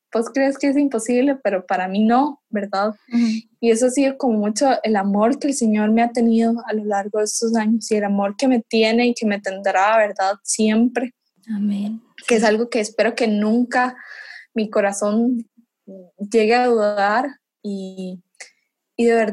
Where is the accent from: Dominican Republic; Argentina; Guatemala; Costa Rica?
Costa Rica; yo cuando vine aquí de Costa Rica